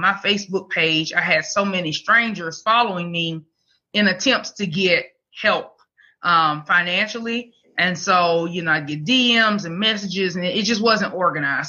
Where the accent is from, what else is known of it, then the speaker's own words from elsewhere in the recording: Mobile, Alabama, United States; now in Huntsville, United States; I'm from Mobile, mm. Alabama. I live in Huntsville now